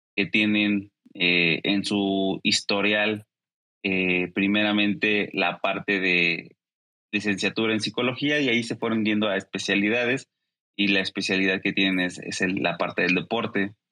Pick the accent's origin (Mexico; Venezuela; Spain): Mexico